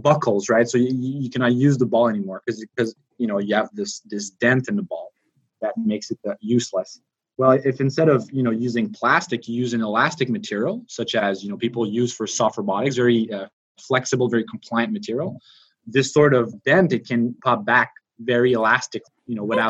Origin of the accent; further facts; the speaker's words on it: Montreal, Quebec, Canada; moved away; I'm from Montreal, Canada.